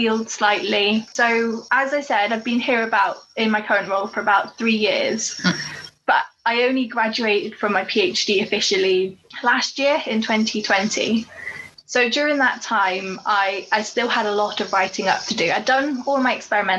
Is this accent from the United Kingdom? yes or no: yes; Corby, East Midlands, United Kingdom; I grew up in Corby. Corby's a steel town in the Midlands.